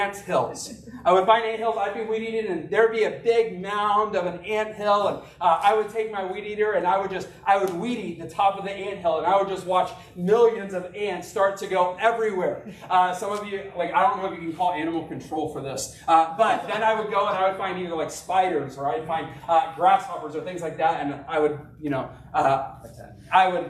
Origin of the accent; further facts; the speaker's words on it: Arkansas, United States; I grew up in Arkansas